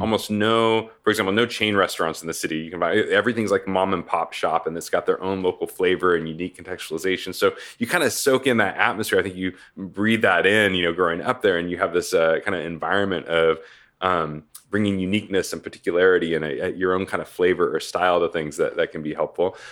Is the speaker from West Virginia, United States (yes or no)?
no; Portland, Oregon, United States; moved away as an adult; now in Tempe, United States; originally from Portland, Oregon, uh, was kind of born and raised in Oregon